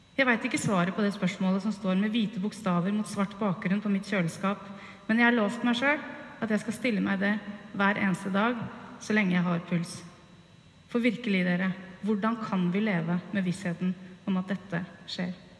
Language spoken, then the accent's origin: Norwegian; by Tyrifjorden, near Utøya, Buskerud, Norway; den idylliske hagen hvor jeg vokste opp, rett ved Tyrifjorden, innafor Utøya